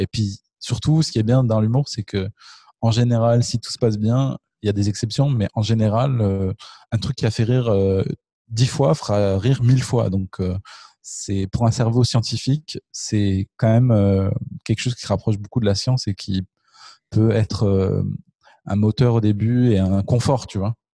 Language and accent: French; Le Puy-en-Velay, Auvergne-Rhône-Alpes, France; moved away as an adult; also born or lived in Marseille / Canada; now in Paris, France; je viens du Puy-en-Velay